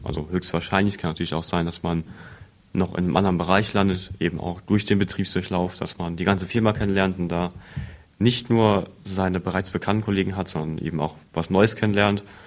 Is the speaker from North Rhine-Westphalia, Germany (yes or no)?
no; Blieskastel, Saarland, Germany; ich bin frische 17, komme aus Bieskastel